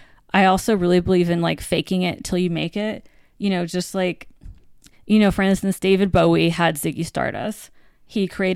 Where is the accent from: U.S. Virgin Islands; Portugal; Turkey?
U.S. Virgin Islands; moved away as an adult; also born or lived in Virginia / North Carolina; now in New York, United States; But I grew up in the Virgin Islands and then I went to school in Virginia and then North Carolina, the South.